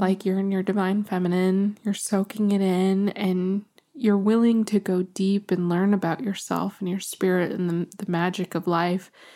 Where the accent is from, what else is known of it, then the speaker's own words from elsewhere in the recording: New Mexico, United States; I'm from New Mexico